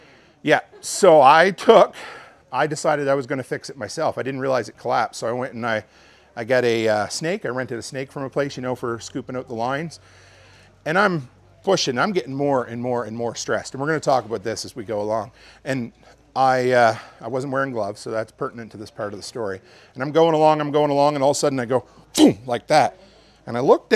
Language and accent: English; Canada; I'm Canadian